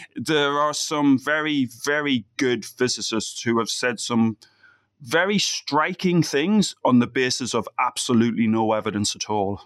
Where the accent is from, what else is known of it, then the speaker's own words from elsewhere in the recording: Ireland; moved away; being Irish